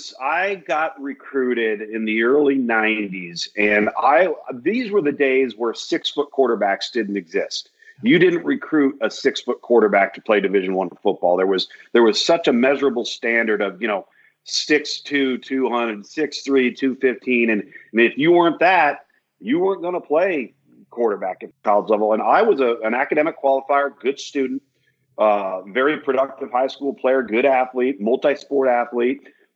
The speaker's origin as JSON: {"language": "English", "region": "West Coast", "country": "United States", "said": "I'm from the West Coast, so if I didn't go to UCLA's camp or USC's camp or San Diego State's camp, you might not have gotten seen."}